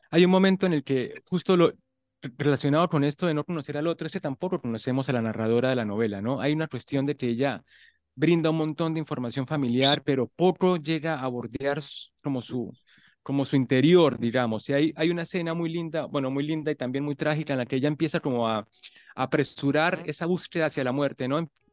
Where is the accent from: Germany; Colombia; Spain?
Colombia; yo soy colombiano